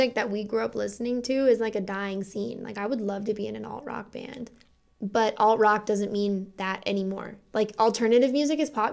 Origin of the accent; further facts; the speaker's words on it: Denver, Colorado, United States; growing up in Denver